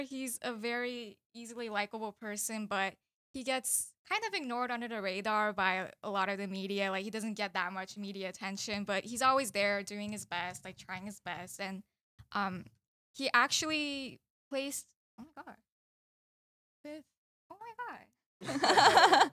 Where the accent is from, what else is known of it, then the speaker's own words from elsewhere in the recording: the South, United States; now in Philadelphia, United States; I grew up in the South